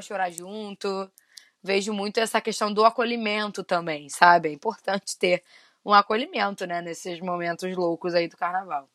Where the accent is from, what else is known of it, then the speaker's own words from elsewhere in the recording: Rio de Janeiro, Brazil; eu e Fê somos do Rio de Janeiro